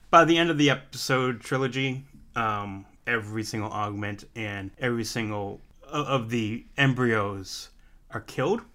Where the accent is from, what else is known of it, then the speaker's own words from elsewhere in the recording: Massachusetts, United States; I can't say my R as being the fact I am from Massachusetts.